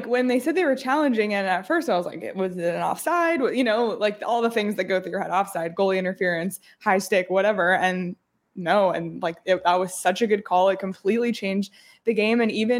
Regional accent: Toronto, Ontario, Canada; born there; I was born in April in Toronto, and there was a snowstorm.

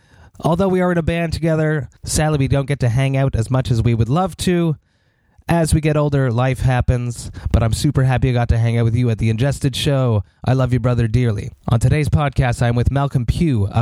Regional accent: Montreal, Quebec, Canada; my hometown, in Montreal, Quebec

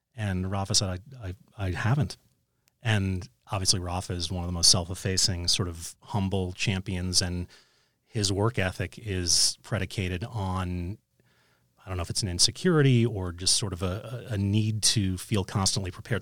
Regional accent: New York City, New York, United States; growing up in New York City

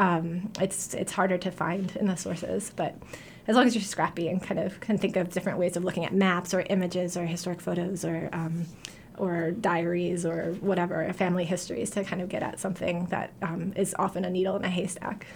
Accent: New York, United States; also born or lived in New Haven, Connecticut; now in Portland, United States; I'm from New York originally

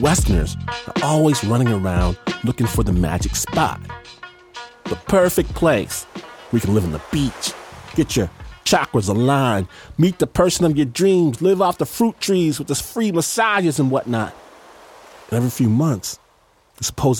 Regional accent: United States; being American

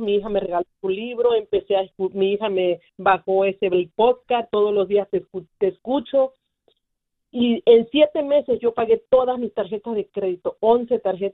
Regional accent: Guerrero, Mexico; Yo soy de Guerrero, México

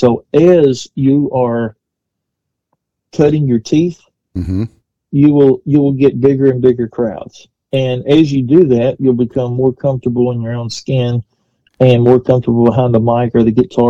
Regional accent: Kentucky, United States; born or raised there; also born or lived in Nashville

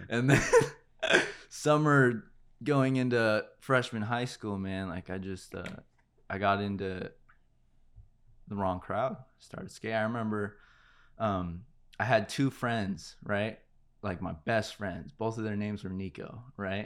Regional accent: Santa Clarita, California, United States; also born or lived in Panorama City / La Brea area, Los Angeles; I really established, like, who I was in Santa Clarita.

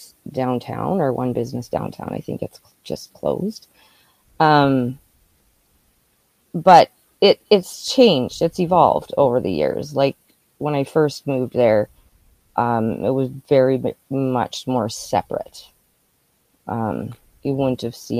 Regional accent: Regina, Saskatchewan, Canada; also born or lived in Calgary / Moose Jaw / Maple Creek; So I was born in Saskatoon, but we moved a lot before I was six. So we were like Saskatoon, Calgary, Moose Jaw, then ended up in Regina. And I grew up most of the time there.

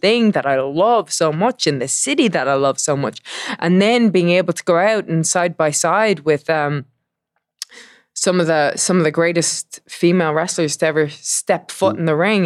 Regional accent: Dublin, Leinster, Ireland; I am from Dublin, Ireland

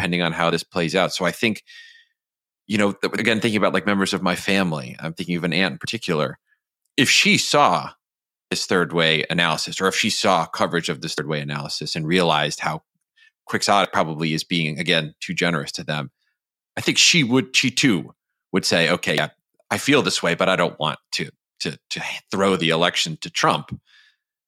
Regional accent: Michigan, United States; Michigan, my home state

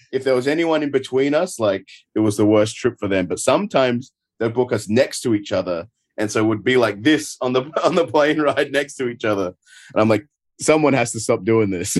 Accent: Adelaide, South Australia, Australia; accent: Adelaide; moved away as an adult; now in United States; my hometown of Adelaide

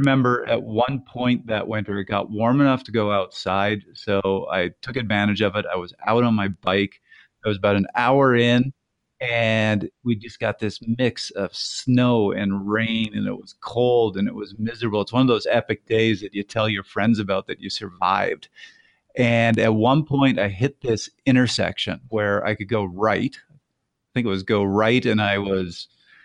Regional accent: Canada; the Canadian here

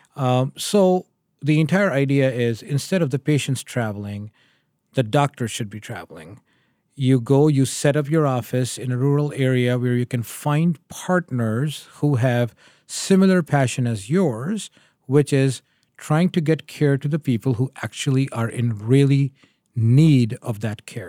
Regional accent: Pakistan; moved away as an adult; also born or lived in Connecticut, United States / Memphis, Tennessee, United States; now in Michigan, United States; I am originally from Pakistan. I moved to the U S in two thousand and two

